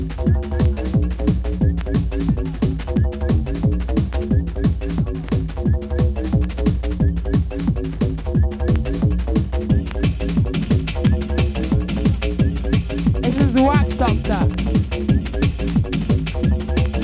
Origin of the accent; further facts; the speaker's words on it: Leamington Spa, West Midlands, United Kingdom; We come from Leamington Spa